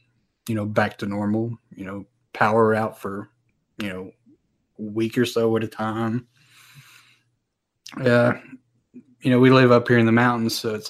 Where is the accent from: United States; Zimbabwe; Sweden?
United States; North Carolina; Well, you know, we got snow every now and then. And, you know, back in 93, we had that big old blizzard.